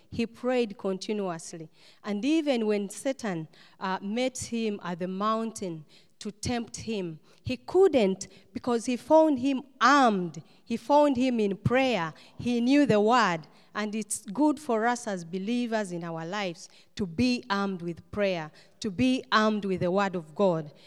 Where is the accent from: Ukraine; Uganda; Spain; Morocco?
Uganda; moved away as an adult; also born or lived in Istanbul, Turkey; come back uh, to Uganda because that's my home country where I come from